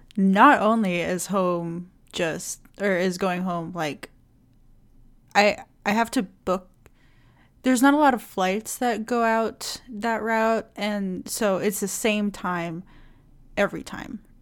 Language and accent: English; Indonesia; moved away; I'm from Indonesia